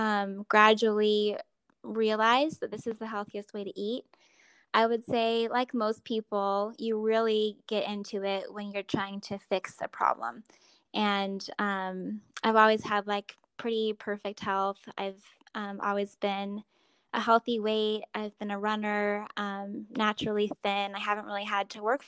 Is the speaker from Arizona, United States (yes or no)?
yes; Arizona, United States; I grew up in Arizona, and I have 6 siblings